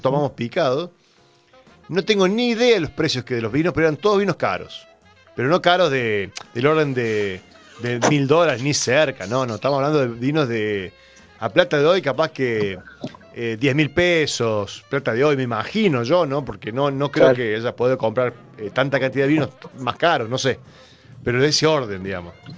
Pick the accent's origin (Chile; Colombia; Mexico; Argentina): Argentina; Córdoba; somos cordobeses